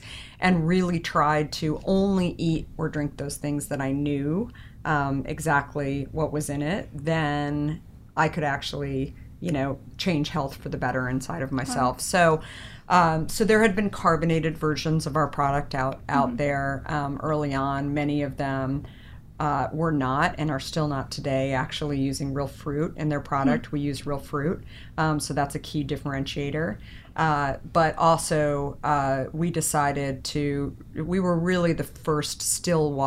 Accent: Arizona, United States; moved away; I grew up in Arizona

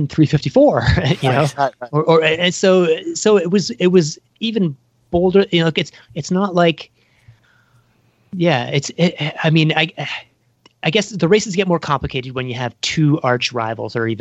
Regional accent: Canada; as a Canadian

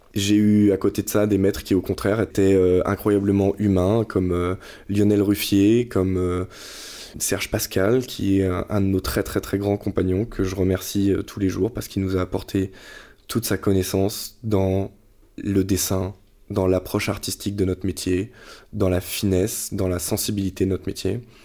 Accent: Nantes, Pays de la Loire, France; moved away as an adult; also born or lived in Reims / Paris; je suis nantais à l'origine

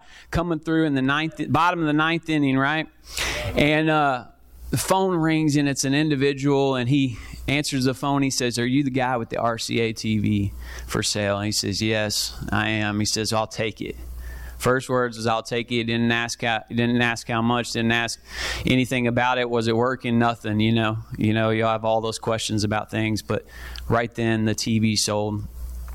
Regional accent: Kentucky, United States; moved away as an adult; now in Columbia, United States; I'm from Kentucky, moved here about a year and a half ago

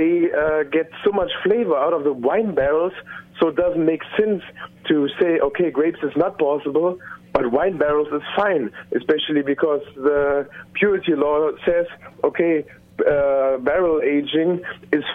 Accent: Germany

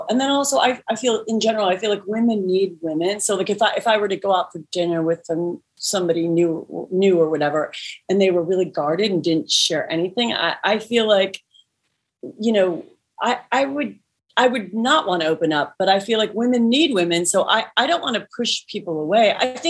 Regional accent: California, United States; I'm from California. I'm 5'5".

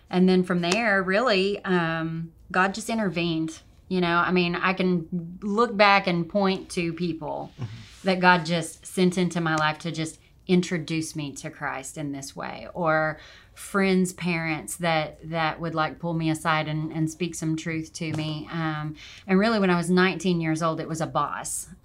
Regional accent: Arkansas, United States; also born or lived in Oregon / Montana; Well, um, I am mostly from Arkansas. Um, I I was a traveling kid and spent quite a bit of time out on the West Coast um, in Oregon and did a stint in Montana for a little bit, but mostly from Arkansas.

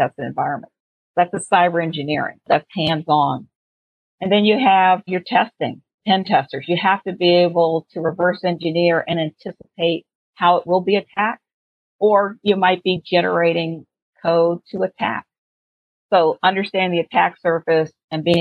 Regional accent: Washington, District of Columbia, United States; I'm from Washington, D.C.

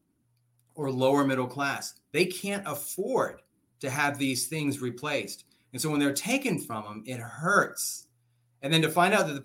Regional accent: Oxnard, California, United States; I grew up poor in Oxnard. I'm actually from this county. I grew up here

